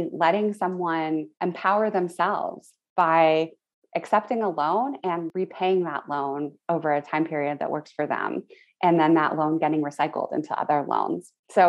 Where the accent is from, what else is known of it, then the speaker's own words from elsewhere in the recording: Central Florida, United States; moved away as an adult; now in Chicago, United States; my Jewish journey really started when I was growing up in Central Florida. I am from a county with not very many Jewish folks. And so we commuted quite a distance to get to our synagogue